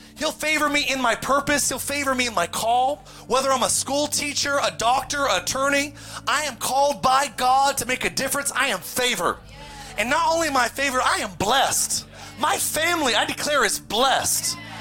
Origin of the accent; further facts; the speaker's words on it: Palmdale, California, United States; also born or lived in Lancaster, California; growing up in Palmdale in Lancaster, California.